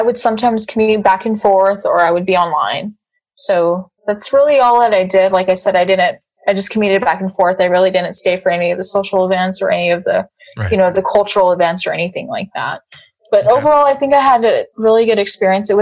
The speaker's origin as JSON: {"language": "English", "town": "Clovis", "region": "New Mexico", "country": "United States", "tie": "born or raised there", "said": "I went to Clovis Community College. It's just a little college in my hometown."}